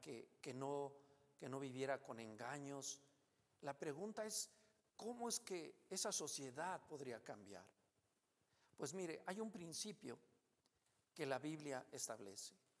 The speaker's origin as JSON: {"language": "Spanish", "country": "Mexico", "said": "Como mexicanos"}